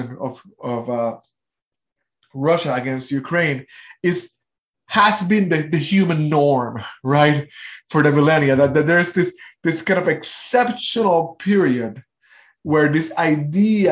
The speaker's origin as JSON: {"language": "English", "country": "Puerto Rico", "said": "I am from Puerto Rico."}